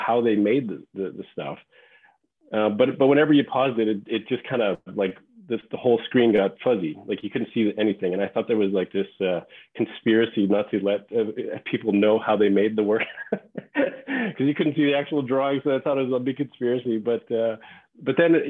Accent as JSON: {"language": "English", "town": "Regina", "region": "Saskatchewan", "country": "Canada", "tie": "born or raised there", "also_born_or_lived": "Los Angeles, United States", "moved": "as an adult", "said": "I grew up in Saskatchewan in Canada. I'm from Regina"}